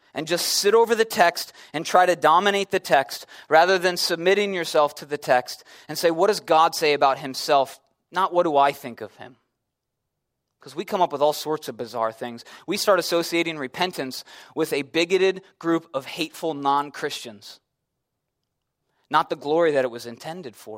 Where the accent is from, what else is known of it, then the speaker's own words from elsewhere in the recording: Chicago, Illinois, United States; I'm from Chicago